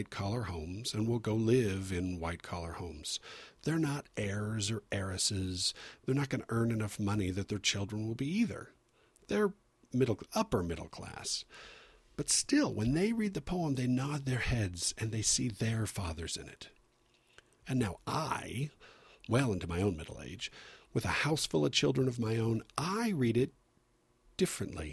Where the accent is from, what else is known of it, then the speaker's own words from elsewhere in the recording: San Diego, California, United States; I grew up in San Diego, where the weather is always beautiful.